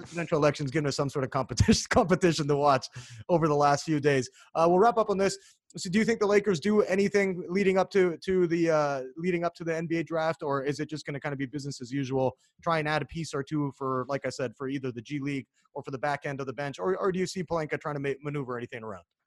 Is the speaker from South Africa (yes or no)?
no; Canada; now in United States